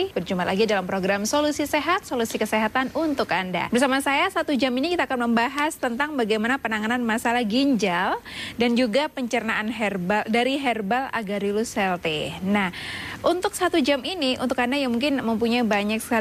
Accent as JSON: {"language": "Indonesian", "town": "Bojonegoro", "region": "East Java", "country": "Indonesia", "said": "Dari Baran Bojonegoro."}